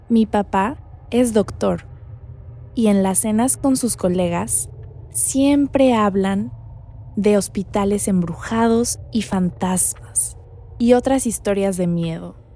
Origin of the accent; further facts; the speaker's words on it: Mexico City, Mexico; now in Cancún, Mexico; soy de la Ciudad de México, pero vivo con mi familia en Cancún.